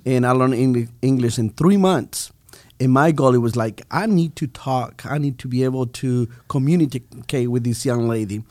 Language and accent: English; Bolivia; English is a second language; moved away as an adult; now in United States; I'm from Bolivia